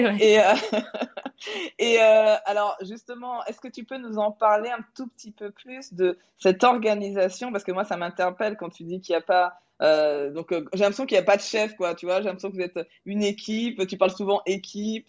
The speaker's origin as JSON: {"language": "French", "town": "Toulouse", "region": "Occitania", "country": "France", "said": "je suis toulousaine"}